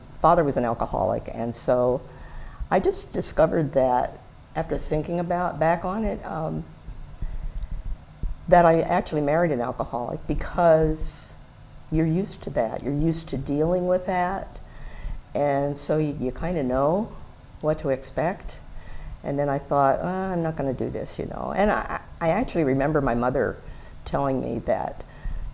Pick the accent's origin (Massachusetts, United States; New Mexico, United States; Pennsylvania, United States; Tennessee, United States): Pennsylvania, United States; Tamaqua; moved away as an adult; also born or lived in Harrisburg, Pennsylvania; I was originally from Tamaqua